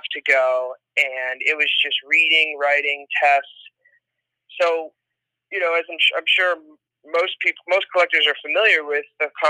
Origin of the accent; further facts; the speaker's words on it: north of Boston, Massachusetts, United States; I was born and raised north of Boston.